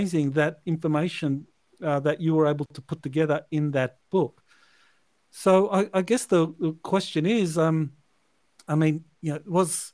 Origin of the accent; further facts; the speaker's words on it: Australia; I'm Australian.